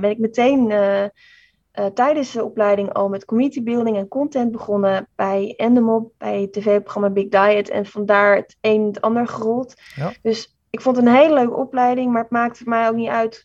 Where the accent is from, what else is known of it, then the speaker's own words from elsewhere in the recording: Amsterdam, North Holland, Netherlands; ik kom uit Amsterdam